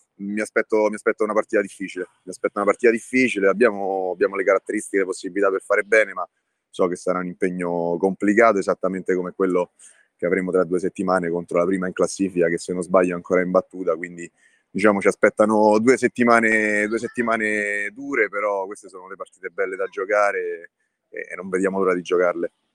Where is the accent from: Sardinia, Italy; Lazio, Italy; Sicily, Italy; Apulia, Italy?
Lazio, Italy; Tivoli; io sono nato e cresciuto a Tivoli